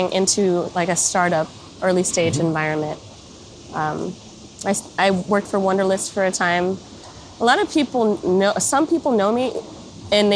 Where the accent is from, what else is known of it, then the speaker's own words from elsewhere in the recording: United States; moved away as an adult; now in Berlin, Germany; I'm coming from the United States. I've never lived outside the United States.